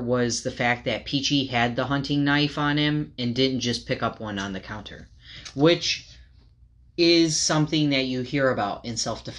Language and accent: English; United States; I grew up in Farmer City, USA.